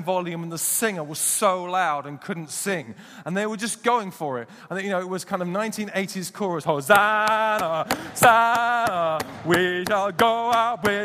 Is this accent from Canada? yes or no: no; United Kingdom; we're British